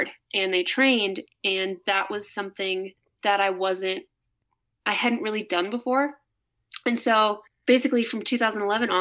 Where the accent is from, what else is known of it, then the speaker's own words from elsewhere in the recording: Hudson, Wisconsin, United States; also born or lived in Las Vegas; now in Salt Lake City, United States; growing up in Hudson, Wisconsin